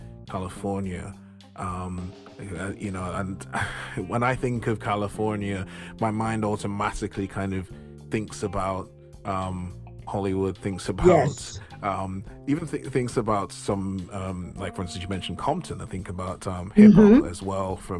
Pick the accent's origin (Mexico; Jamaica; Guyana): Jamaica; moved away; I grew up in Jamaica